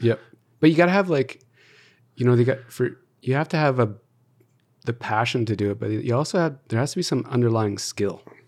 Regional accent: Calgary, Alberta, Canada; also born or lived in Toronto; born and raised in Calgary, everything's here

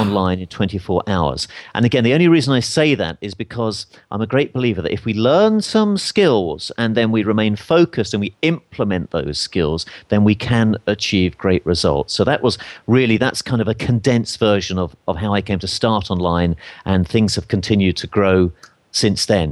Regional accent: England, United Kingdom; accent: English; my English accent

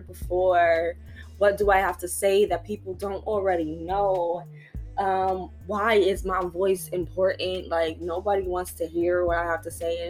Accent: New York City, New York, United States; I was from New York, bro. I was from the Bronx. I grew up in poverty

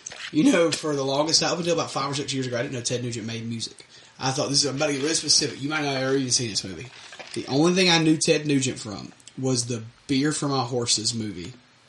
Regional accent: Purvis, Mississippi, United States; because I was born in Purvis.

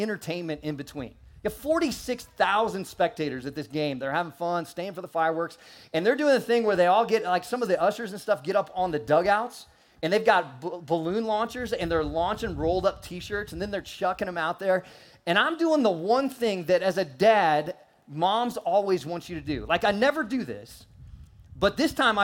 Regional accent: St. Louis, Missouri, United States; moved away; I was born in St. Louis

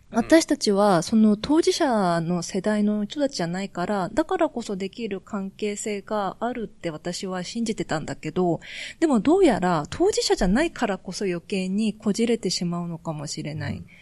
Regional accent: South Korea; Japanese is a second language; でも私もやっぱり韓国人として、ちょっと引っかかったのは

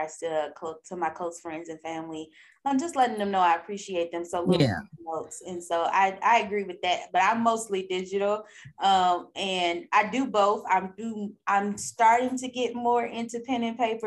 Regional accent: East St. Louis, Illinois, United States; I grew up and born and raised in East St. Louis

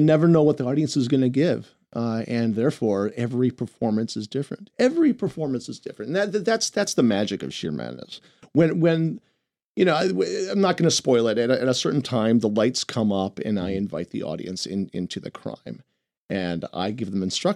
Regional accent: Milwaukee, Wisconsin, United States; moved away; also born or lived in New York; my hometown of Milwaukee, Wisconsin

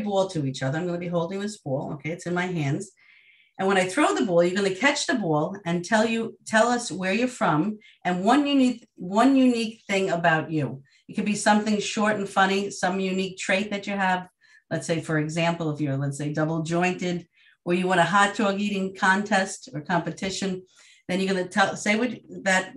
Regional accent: Long Island, New York, United States; I'm from Long Island, New York.

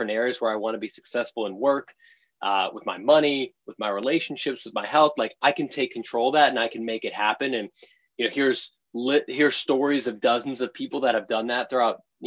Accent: just outside of Boston, Massachusetts, United States; moved away as an adult; now in San Francisco, United States; I grew up in just outside of Boston in the suburbs there.

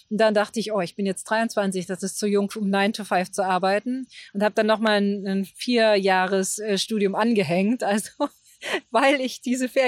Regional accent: Germany; auch die, die Gebäude, die ja ganz anders waren als die Gebäude in der DDR, die ich kannte. Noch dazu bin ich ja in der Kleinstadt groß geworden.

